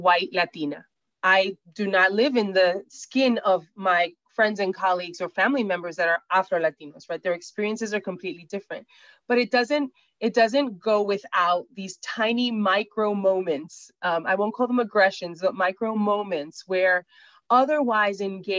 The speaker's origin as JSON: {"language": "English", "town": "New York City", "region": "New York", "country": "United States", "said": "I'm from Brooklyn"}